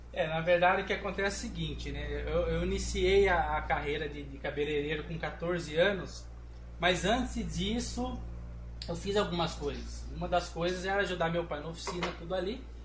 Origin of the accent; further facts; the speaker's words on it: Brazil; venho de um, de um bairro aqui de Pescava, um bairro mais periférico